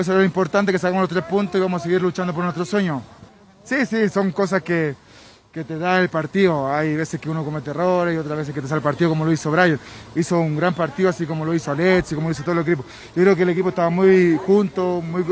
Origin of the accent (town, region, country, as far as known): Chile